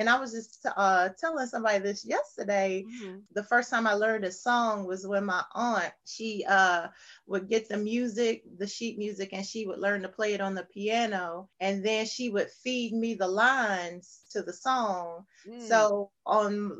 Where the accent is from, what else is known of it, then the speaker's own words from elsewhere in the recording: New York, United States; also born or lived in the South (US); born and bred in the South, right? But buttered and jellied in New York. Yes. So I was about 7 when we moved to New York.